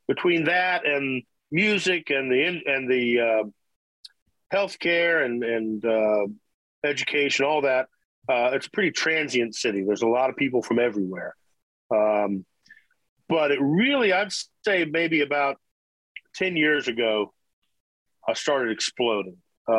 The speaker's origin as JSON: {"language": "English", "town": "Washington", "region": "District of Columbia", "country": "United States", "tie": "born or raised there", "said": "But so I moved here from Washington, D.C. I lived all over the country, really, but my teenage years were D.C., and I was playing folk clubs and bluegrass rooms and bars"}